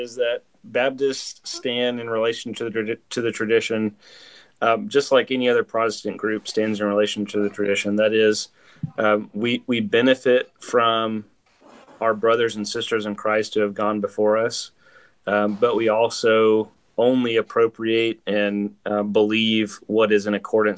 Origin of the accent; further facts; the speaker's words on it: Huntsville, Alabama, United States; also born or lived in California; now in Oklahoma, United States; I'm originally from Huntsville, Alabama, which is where Jesus is coming back